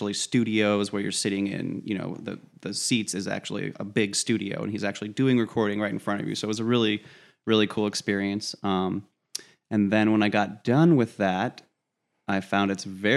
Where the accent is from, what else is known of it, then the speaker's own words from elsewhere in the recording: Colorado, United States; moved away as an adult; also born or lived in Columbus, Ohio; now in Toledo, United States; I was born in Columbus. I lived there for about 6 months. So I'm an Ohioan, but only by birth, basically. I moved to Colorado and lived there for most of my life